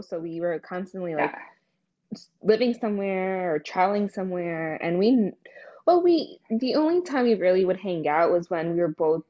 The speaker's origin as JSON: {"language": "English", "town": "Greenville", "region": "New Jersey", "country": "United States", "said": "And I am currently still in New Jersey, from Greenville, and I'm Portuguese and Indian."}